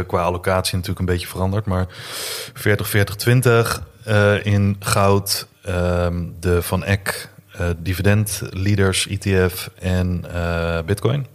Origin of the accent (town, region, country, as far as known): Netherlands